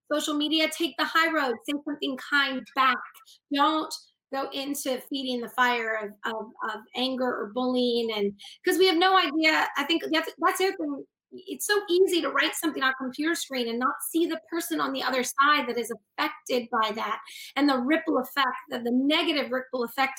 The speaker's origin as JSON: {"language": "English", "town": "Boston", "region": "Massachusetts", "country": "United States", "also_born_or_lived": "Los Angeles / New Mexico", "moved": "as an adult", "said": "we're from Boston, Massachusetts, like upstate Massachusetts"}